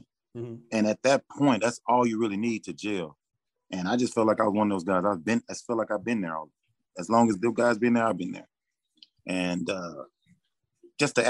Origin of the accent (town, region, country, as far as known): Texas, United States; born or raised there